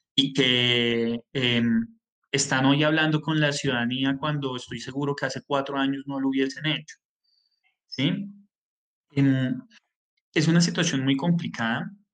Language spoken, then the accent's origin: Spanish; Colombia; nosotros eh, como colombianos